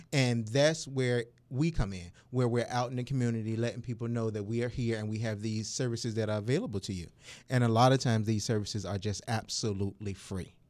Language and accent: English; Suffolk, Virginia, United States; also born or lived in Norfolk, Virginia; now in Virginia Beach, United States; I was born and raised in Suffolk, Virginia